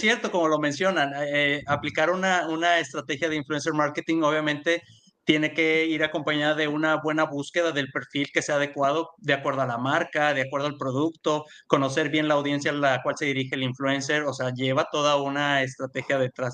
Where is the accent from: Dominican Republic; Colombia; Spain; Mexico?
Mexico; yo soy de México también